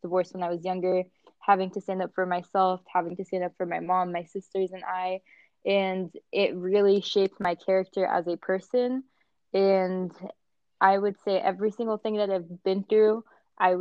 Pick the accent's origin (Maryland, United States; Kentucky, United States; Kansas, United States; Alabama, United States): Maryland, United States; moved away as an adult; also born or lived in Kuwait / Jordan (ancestry); now in Arizona, United States; My family is from Jordan, but I was born and raised in Maryland